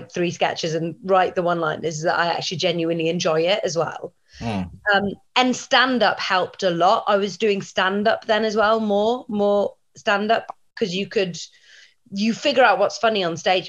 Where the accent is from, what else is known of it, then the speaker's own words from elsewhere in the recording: Welsh, Wales, United Kingdom; I'm Welsh